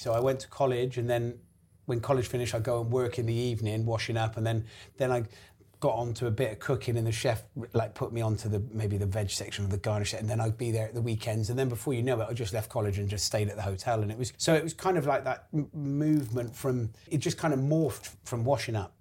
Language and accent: English; Gloucester, South West England, United Kingdom; moved away as an adult; also born or lived in London; we're from Gloucester